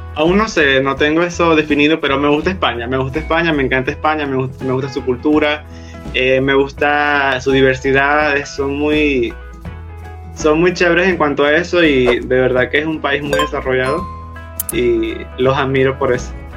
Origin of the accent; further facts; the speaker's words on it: Puerto Ordaz, Bolívar, Venezuela; Nací en Puerto Ordaz, eh, acá en el estado Bolívar